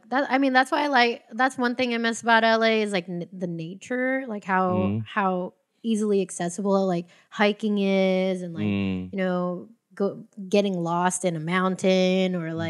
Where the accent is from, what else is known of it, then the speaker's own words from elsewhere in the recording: Philippines; I want to relearn it fully so that way I could talk to other Filipinos.